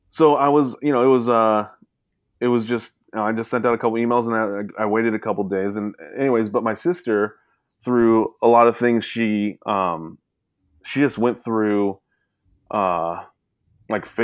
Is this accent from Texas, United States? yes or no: no; Sacramento, California, United States; I'm from Sac, you know, I was born in Sacramento